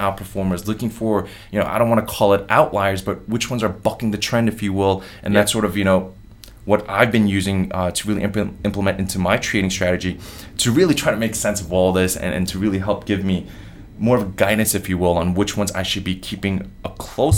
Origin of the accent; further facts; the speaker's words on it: New York, United States; I'm from New York